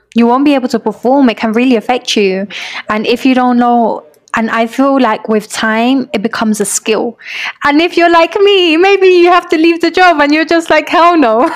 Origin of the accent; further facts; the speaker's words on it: London, United Kingdom; also born or lived in York; I grew up in London